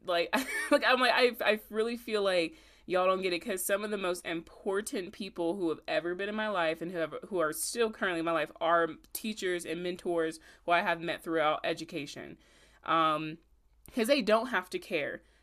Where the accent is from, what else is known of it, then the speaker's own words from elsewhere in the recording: Augusta, Georgia, United States; I'm from Augusta